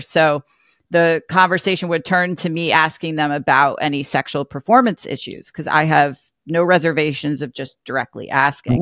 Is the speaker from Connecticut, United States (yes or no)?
yes; Greenwich, Connecticut, United States; I grew up in Greenwich, Connecticut